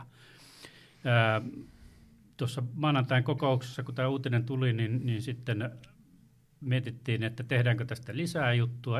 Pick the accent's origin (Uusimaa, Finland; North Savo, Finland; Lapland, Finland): Lapland, Finland; Torne River valley; Itse, itse on tuolta Uljaan äh, valjastamattoman tornion ja varrelta ja etenkin lapsuudesta muistan tulvaajana